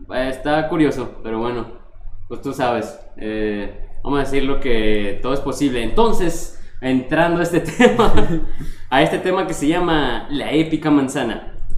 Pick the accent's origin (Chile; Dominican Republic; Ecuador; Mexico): Mexico; como buen mexicano